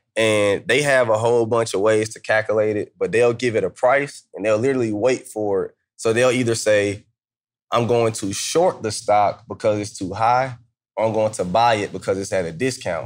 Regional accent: Atlanta, Georgia, United States; moved away; also born or lived in Kansas; I'm from Atlanta

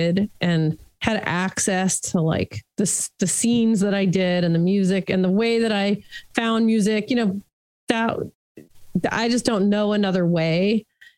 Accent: Los Angeles, California, United States; I grew up in Hollywood, California

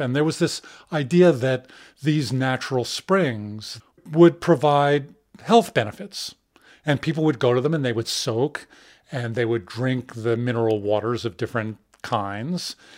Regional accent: New York City, New York, United States; I grew up in New York City

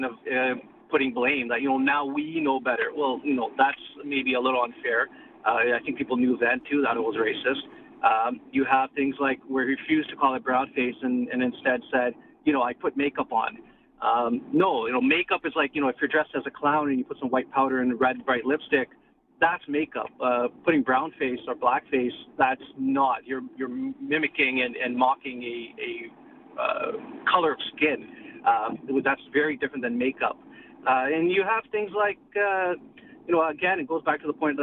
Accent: Canada; born and raised in Canada

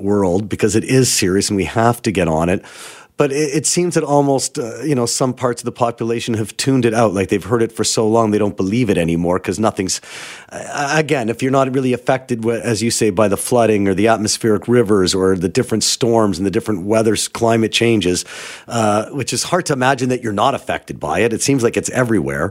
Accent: Toronto, Ontario, Canada; moved away as an adult; now in Vancouver, Canada; I grew up in Toronto. I remember walking to school in the snow.

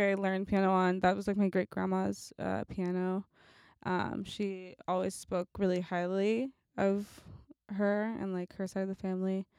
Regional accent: Oakland, California, United States; moved away as an adult; also born or lived in New York; I'm from Oakland, California.

